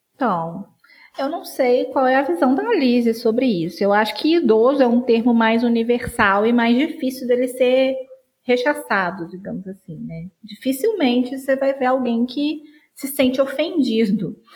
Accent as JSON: {"language": "Portuguese", "town": "Juiz de Fora", "region": "Minas Gerais", "country": "Brazil", "said": "eu sou de Juiz de Fora, Minas Gerais"}